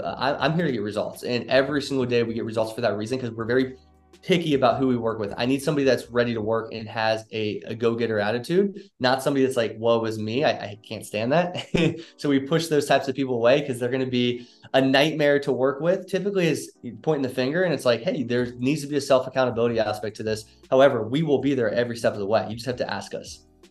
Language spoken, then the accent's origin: English; Northern Kentucky, United States; moved away as an adult; also born or lived in Cincinnati, Ohio; now in Dallas, United States; I'm actually from Cincinnati, Ohio, Northern Kentucky to be specific